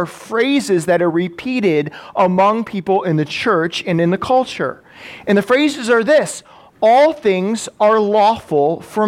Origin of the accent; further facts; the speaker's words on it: Madison, Wisconsin, United States; living in Madison, growing up in Madison, going to public school